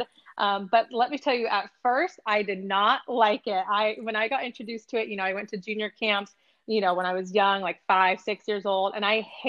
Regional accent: El Dorado Hills, California, United States; where I grew up in El Dorado Hills, California

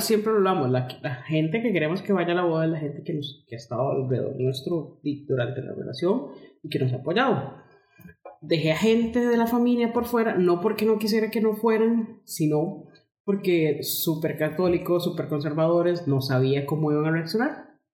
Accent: Costa Rica; yo soy costarricense.

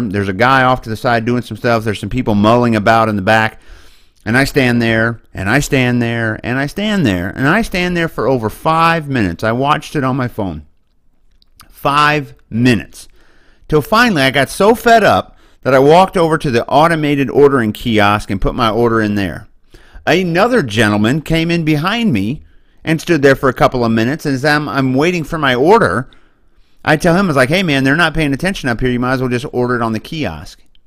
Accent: Boonville, Missouri, United States; moved away; I come from a little town called Booneville, Missouri, and I have property there, and I hope to retire there

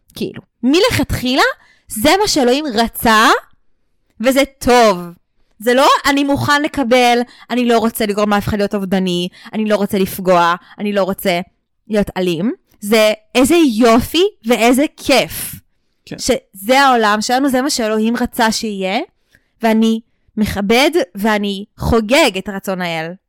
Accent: Beit Horon, Judea and Samaria, Israel; now in Jerusalem, Israel; גדלתי ביישוב מאוד דתי, בבית חורון

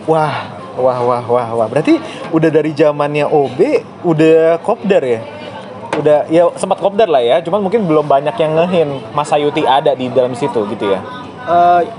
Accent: Surakarta, Central Java, Indonesia; now in Jakarta, Indonesia; aku dari Solo itu

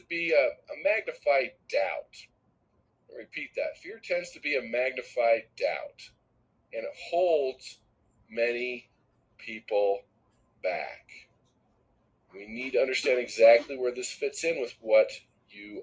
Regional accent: Southern California, United States; moved away; I grew up in Southern California

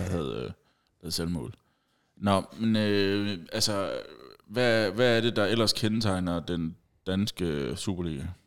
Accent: Funen, Southern Denmark, Denmark; vi er fra Fyn.

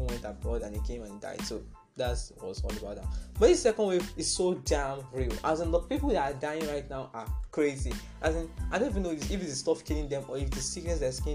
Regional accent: Nigeria; I'm also a Nigerian

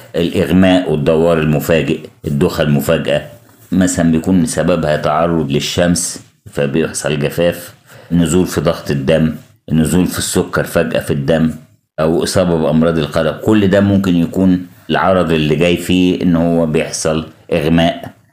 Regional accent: Egypt; عندنا في مصر

